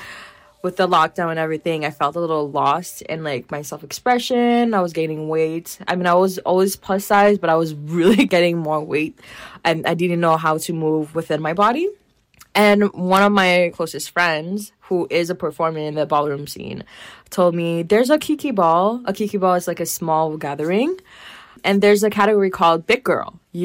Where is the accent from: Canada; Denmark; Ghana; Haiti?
Haiti; moved away; Haitian descent because, like, I'm very happy about being Haitian. And, like, I grew up in Haiti and came here. But, like, the Haitian flavor and feistiness is still in me.